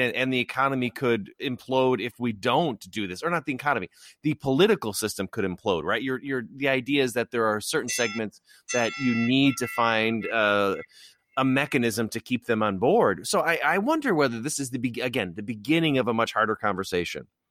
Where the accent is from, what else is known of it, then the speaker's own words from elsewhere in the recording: Illinois, United States; my home state of Illinois